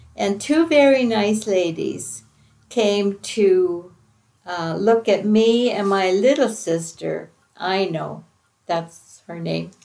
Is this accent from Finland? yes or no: yes; Finland; I was born in Finland